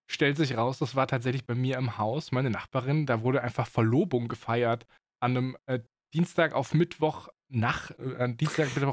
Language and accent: German; Baden-Württemberg, Germany; accent: Swabian; schwäbeln. Es geht nur schwierig. Das ist, klingt komisch und fake. Und das ist es auch, weil ich meinen Dialekt halt ablege so.